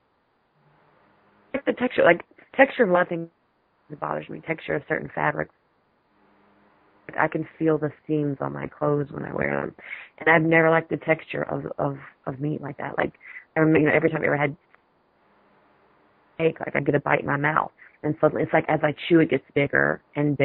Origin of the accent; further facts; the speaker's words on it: the South, United States; I'm from the South, but I do not eat fried chicken